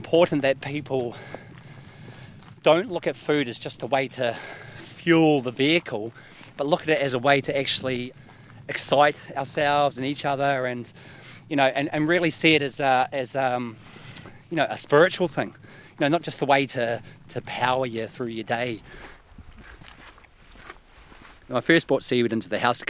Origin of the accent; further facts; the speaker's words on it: New Zealand; moved away as an adult; now in East Neuk, United Kingdom; I'm originally from New Zealand. I've been in the East Nuuk now for 3 years.